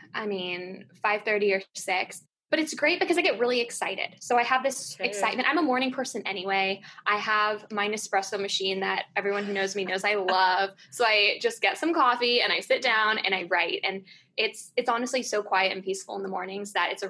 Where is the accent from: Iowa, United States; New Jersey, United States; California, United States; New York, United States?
California, United States; I grew up in California.